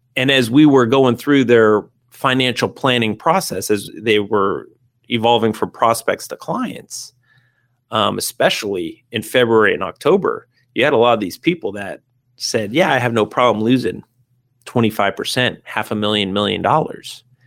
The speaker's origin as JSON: {"language": "English", "town": "San Diego", "region": "California", "country": "United States", "tie": "born or raised there", "said": "living in San Diego, growing up in San Diego"}